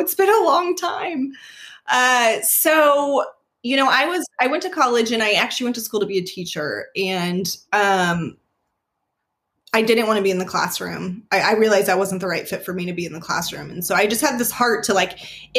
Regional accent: Las Vegas, Nevada, United States; moved away as an adult; now in Oklahoma City, United States; I was born and raised in Las Vegas, and my family is still there.

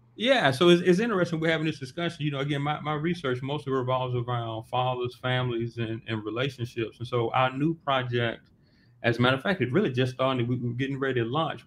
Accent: Montgomery, Alabama, United States; I'm from Montgomery right there because I'm from like right there where state is.

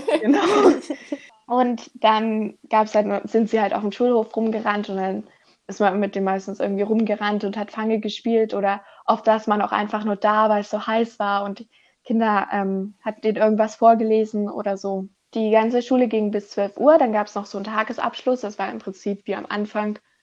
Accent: Germany; ich komme aus Deutschland, ich komme nicht aus Europa

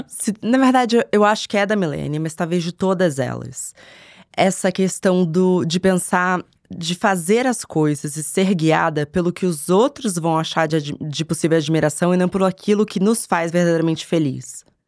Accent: Rio de Janeiro, Brazil; moved away as an adult; now in São Paulo, Brazil; nasci em São Paulo, mudei para o Rio de Janeiro quando eu tinha 10 anos

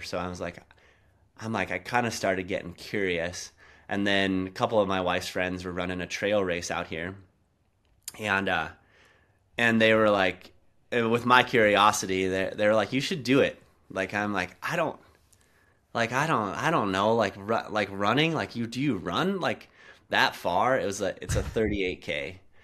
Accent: South Dakota, United States; now in Montana, United States; I, I grew up in South Dakota, like, in the Black Hills, um, right by Mount Rushmore.

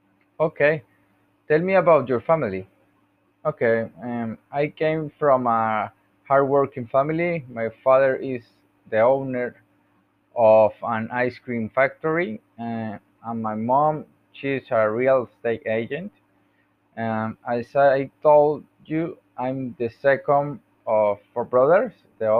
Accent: Bucaramanga, Santander, Colombia; born there; English is a second language; now in Puerto Salgar, Colombia; Okay, I was born in Bucaramanga, Santander, on December 31 of 1989. I'm 32 years old.

